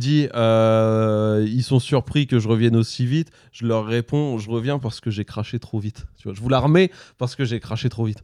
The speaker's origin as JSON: {"language": "French", "town": "Le Havre", "region": "Normandy", "country": "France", "said": "je suis du Havre"}